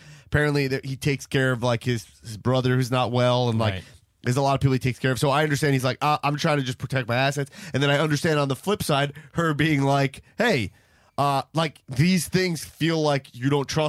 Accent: Long Island, New York, United States; I'm from Long Island, not Staten Island.

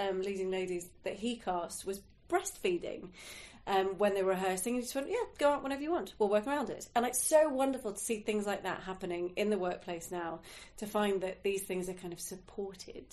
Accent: near Chichester, South East England, United Kingdom; we grew up near Chichester, actually. We had a house down there.

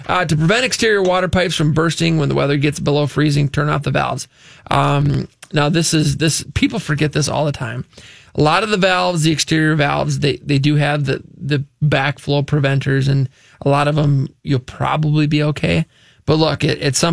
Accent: Luverne, Minnesota, United States; We are from Laverne, Minnesota, Southwest Minnesota, the great metro of Laverne

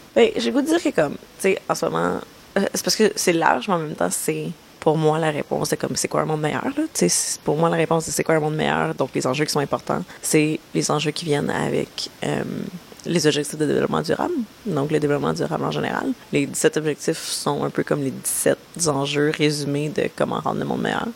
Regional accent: Montreal, Quebec, Canada; Je suis montréalaise, toujours été montréalaise

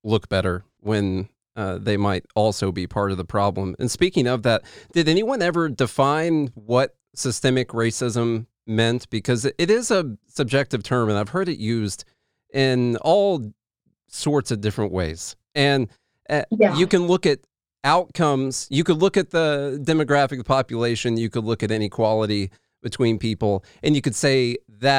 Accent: Midwest, United States; I'm from the Midwest

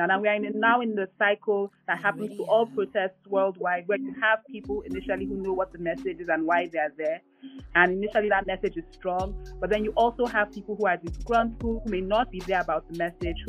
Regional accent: Nigeria; as a Nigerian and as a Nigerian living in a democracy

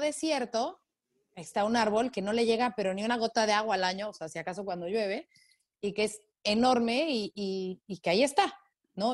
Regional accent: Mexico; soy este, periodista mexicana

